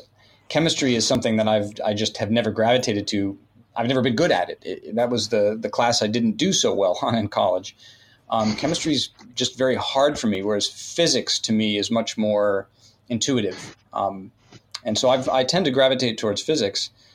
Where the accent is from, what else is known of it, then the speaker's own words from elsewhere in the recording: Northern California, United States; I grew up in California, Northern California